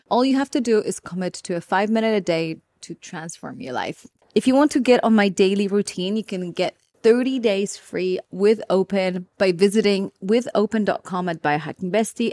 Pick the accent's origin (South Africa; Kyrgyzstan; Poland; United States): Poland; moved away; growing up in Poland